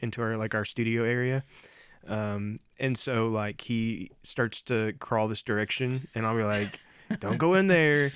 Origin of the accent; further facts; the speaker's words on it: Indiana, United States; we are from Indiana